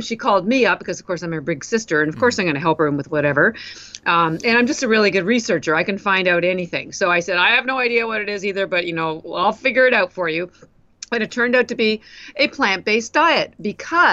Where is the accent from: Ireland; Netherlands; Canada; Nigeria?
Canada; moved away as an adult; now in Boston, United States; I'm actually Canadian, but I've lived in Boston, Massachusetts for almost 33 years now